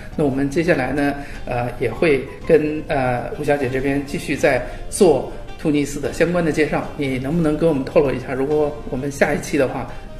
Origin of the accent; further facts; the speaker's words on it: China; 那我们呃去往这个地方，就是对我们中国人来讲，肯定第一个事儿就得办签证，是吧？